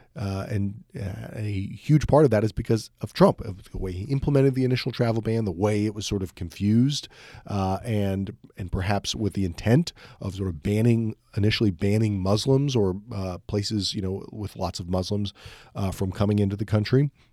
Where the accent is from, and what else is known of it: United States